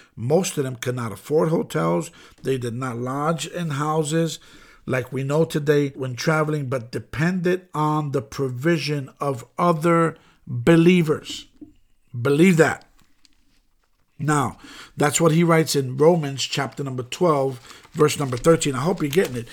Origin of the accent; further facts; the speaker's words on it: New York City, New York, United States; I'm born and raised in the Bronx